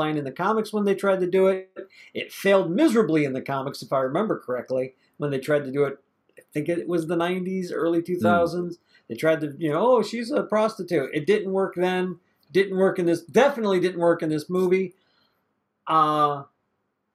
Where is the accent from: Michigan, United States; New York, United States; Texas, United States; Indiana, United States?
Michigan, United States; Detroit; Me growing up in Detroit